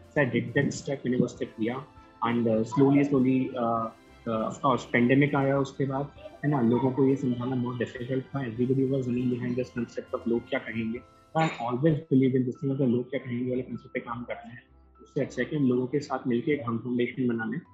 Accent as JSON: {"language": "Hindi", "town": "Gwalior", "region": "Madhya Pradesh", "country": "India", "said": "मैं ग्वालियर से हूँ"}